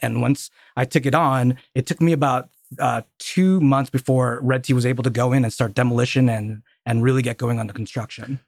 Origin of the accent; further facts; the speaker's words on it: Colorado Springs, Colorado, United States; I grew up in Colorado Springs